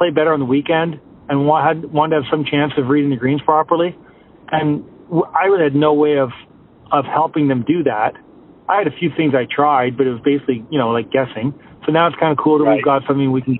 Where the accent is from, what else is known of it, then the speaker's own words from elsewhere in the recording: Canada; I'm Canadian